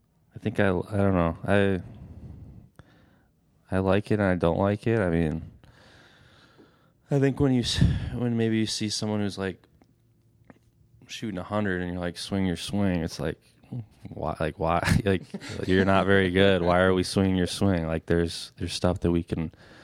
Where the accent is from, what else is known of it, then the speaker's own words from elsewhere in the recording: United States; I'm American.